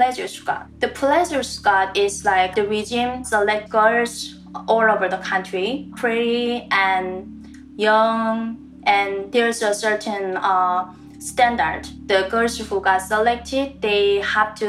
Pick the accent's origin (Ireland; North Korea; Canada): North Korea; English is a second language; moved away; I was working in the mayor's villa in my hometown